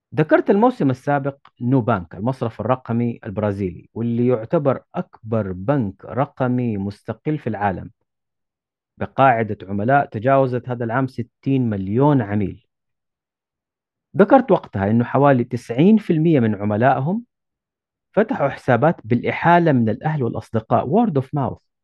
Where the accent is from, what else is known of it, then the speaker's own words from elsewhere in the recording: Saudi Arabia; عندنا في السعودية